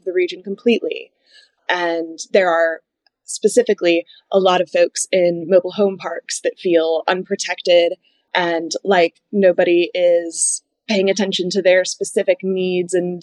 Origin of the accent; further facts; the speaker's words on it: United States; the people that I grew up with in Savannah County